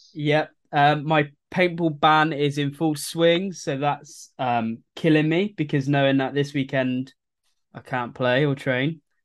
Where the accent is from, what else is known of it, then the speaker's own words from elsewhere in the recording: England, United Kingdom; I'm English